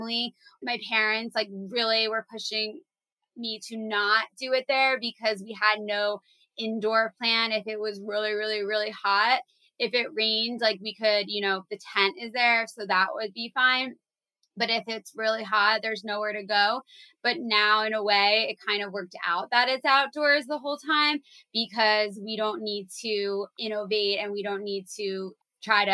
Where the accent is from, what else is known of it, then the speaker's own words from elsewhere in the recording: New Jersey, United States; also born or lived in Maryland; I'm from New Jersey